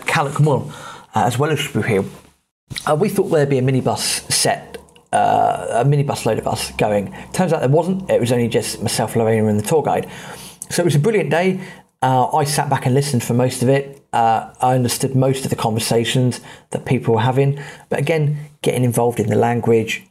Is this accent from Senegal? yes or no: no; United Kingdom; being British